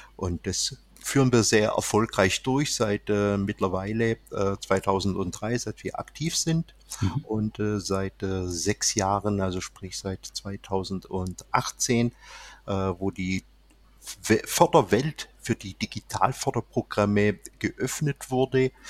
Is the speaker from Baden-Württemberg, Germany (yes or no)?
yes; Swabia, Baden-Württemberg, Germany; accent: leicht schwäbisch (slight Swabian); Der leicht schwäbische Akzent